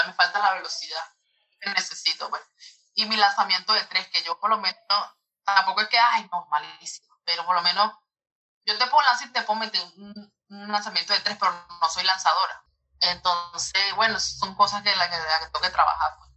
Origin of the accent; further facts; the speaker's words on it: Venezuela; moved away as an adult; now in United States; de aquí de mi colegio en Venezuela